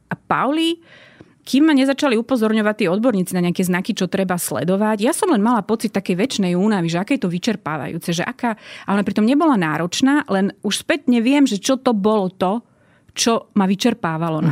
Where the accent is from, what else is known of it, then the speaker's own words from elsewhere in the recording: Martin, Žilina Region, Slovakia; Ja som z Martina a vyrástla som eh, v bežnej rodine